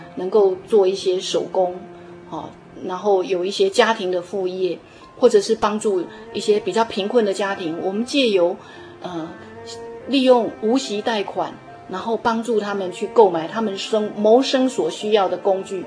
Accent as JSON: {"language": "Chinese", "country": "Taiwan", "said": "我们台湾人"}